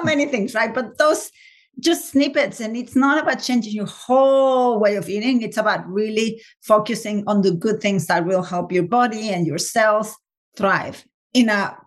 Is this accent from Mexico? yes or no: yes; Mexico City, Mexico; moved away as an adult; also born or lived in England; now in United States; I'm originally from Mexico City, and then we moved to live in England